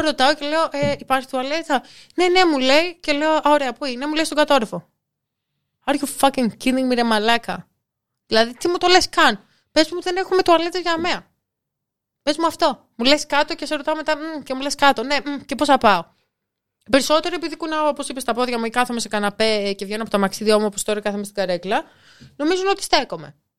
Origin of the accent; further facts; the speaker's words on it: Nafpaktos, Western Greece, Greece; Εγώ που μεγάλωσα στην Αύπακτο